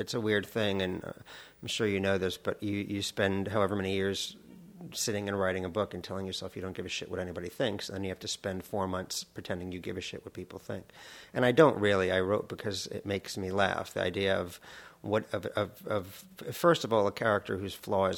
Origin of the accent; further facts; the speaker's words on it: United States; I'm American